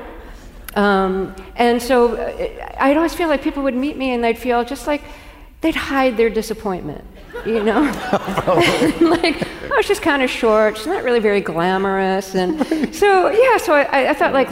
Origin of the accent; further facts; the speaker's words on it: New York City, New York, United States; growing up in Brooklyn